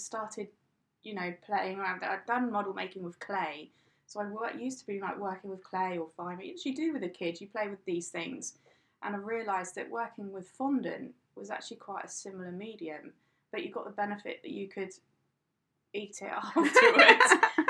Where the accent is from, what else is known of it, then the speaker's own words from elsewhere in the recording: South West England, United Kingdom; Well, I'm from England originally. I moved around quite a lot, so I can't say I come from any particular place in England.